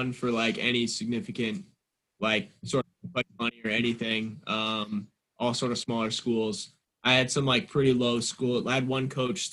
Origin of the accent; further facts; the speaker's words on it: Canada; moved away as an adult; now in Syracuse, United States; Canada, my home country.